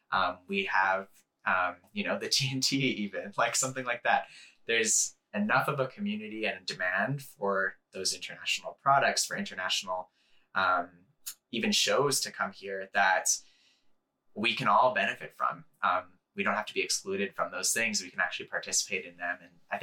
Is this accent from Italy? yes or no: no; Calgary, Alberta, Canada; Yeah, I was born and raised in Calgary